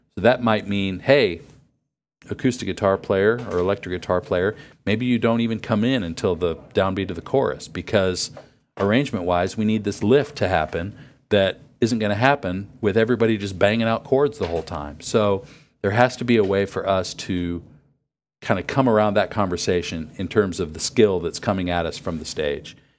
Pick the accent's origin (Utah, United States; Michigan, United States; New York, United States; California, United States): New York, United States; near Buffalo; I grew up near Buffalo